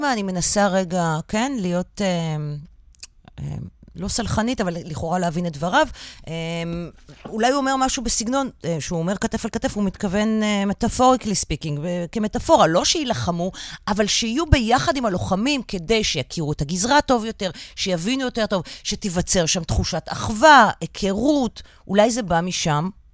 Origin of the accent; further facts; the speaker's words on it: Tel Aviv, Tel Aviv District, Israel; אני תל אביבית